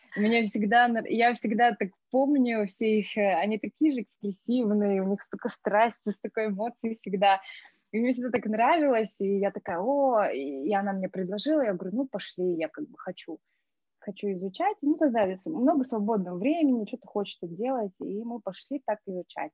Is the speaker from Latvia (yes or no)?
no; Astana, Kazakhstan; moved away as an adult; also born or lived in Tanay (unclear ASR) / Spain; я из Таная, но жизнь прожила в Астане, жила стандартная, ну, как бы школа, университет